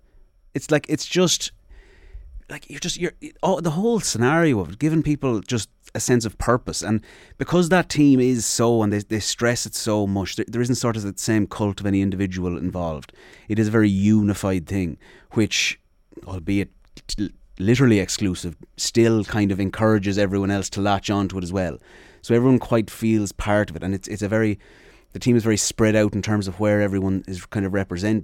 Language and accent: English; Sligo, Connacht, Ireland; because I'm obviously from Sligo